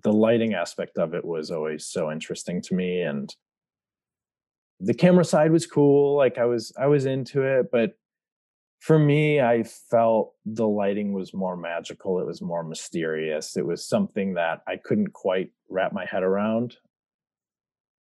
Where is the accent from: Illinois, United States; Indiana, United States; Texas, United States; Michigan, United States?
Michigan, United States; Brighton; I grew up in Michigan, about 30 minutes outside of Detroit, a little town called Brighton.